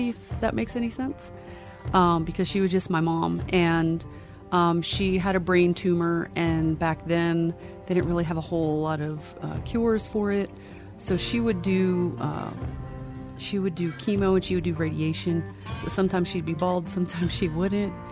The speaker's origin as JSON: {"language": "English", "area": "Lancaster County", "region": "Pennsylvania", "country": "United States", "tie": "born or raised there", "said": "I am originally from Pennsylvania. I grew up in Lancaster County, uh, which is home of the Amish."}